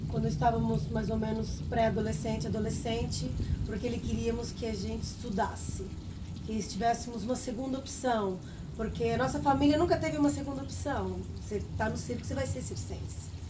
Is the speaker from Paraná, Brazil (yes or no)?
yes; Paraná, Brazil; born there; eu particularmente nasci no Paraná, eu fui a segunda a nascer.